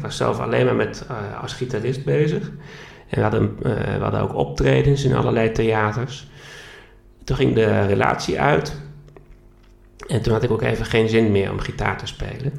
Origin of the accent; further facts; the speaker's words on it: Groningen, Netherlands; moved away as an adult; also born or lived in Barcelona; dat ik Groningen ook heel erg mis, waar ik vandaan kom